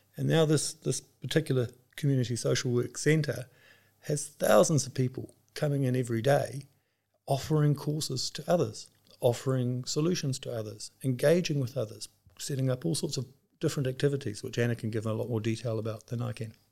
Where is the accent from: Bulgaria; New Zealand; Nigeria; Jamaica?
New Zealand; moved away as an adult; now in Switzerland; My background is that I grew up in New Zealand, but with this job, we have our headquarters based in Switzerland, so I'm now based there